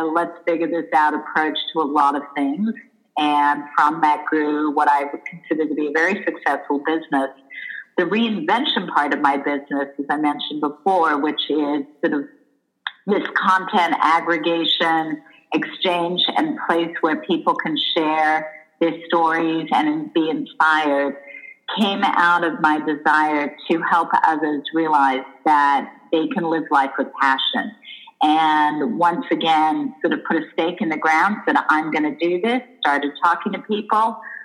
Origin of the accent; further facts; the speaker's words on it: Australia; moved away; also born or lived in Israel / Los Angeles, United States; I grew up in Australia. I lived in Israel and moved to LA as a teenager.